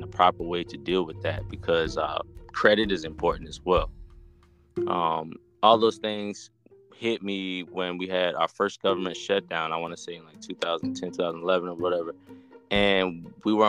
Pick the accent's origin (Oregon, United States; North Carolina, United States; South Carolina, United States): South Carolina, United States; moved away as an adult; I'm from South Carolina, dude. Never left this town